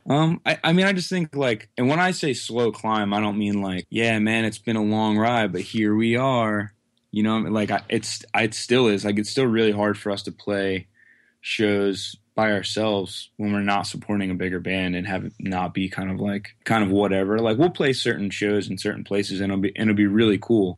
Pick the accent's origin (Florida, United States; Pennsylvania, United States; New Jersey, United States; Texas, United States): Pennsylvania, United States; Quakertown; I live in Quaker Town, Pennsylvania, which is like, basically within like a twenty mile radius of where I currently live my whole life